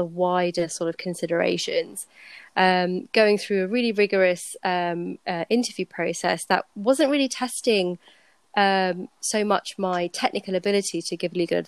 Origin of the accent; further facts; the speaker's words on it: Slough, South East England, United Kingdom; my dad runs a private practice firm in my hometown, and I ended up working with him, training, learning a lot